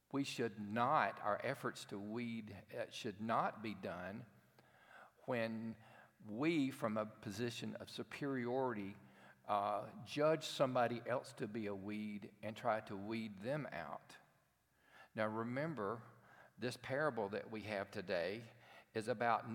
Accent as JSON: {"language": "English", "town": "Cherokee", "region": "Alabama", "country": "United States", "tie": "born or raised there", "said": "I grew up in a town called Cherokee, Alabama"}